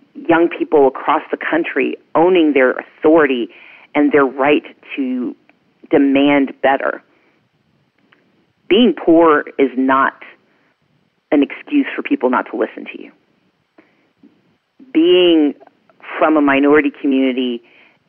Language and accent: English; Mississippi, United States; now in Georgia, United States; I grew up poor in Mississippi